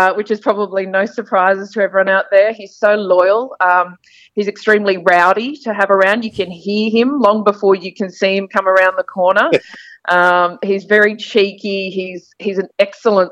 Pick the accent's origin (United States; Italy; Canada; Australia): Australia; Townsville, Queensland; And I was born in Townsville as well